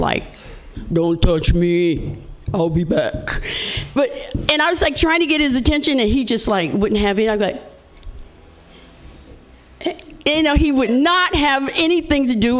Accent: Indiana, United States; I'm from Indiana

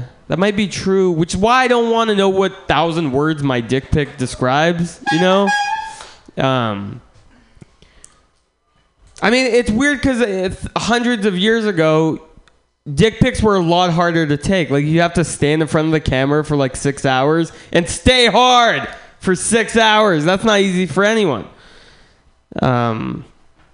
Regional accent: San Francisco, California, United States; I'm from San Francisco, and I grew up here, but it's weird growing up here

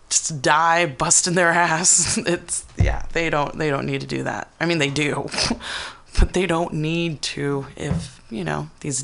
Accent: East Palo Alto, California, United States; I grew up in East Palo Alto, which is like predominantly Black people.

